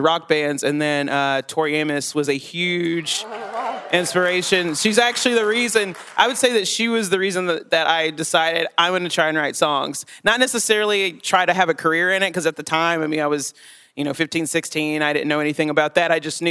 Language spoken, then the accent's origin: English; Chattanooga, Tennessee, United States; born or raised there; moved away as an adult